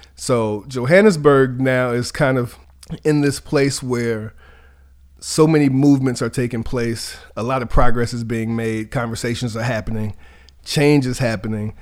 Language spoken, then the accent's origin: English; Charlottesville, Virginia, United States; I'm from Charlottesville, Virginia.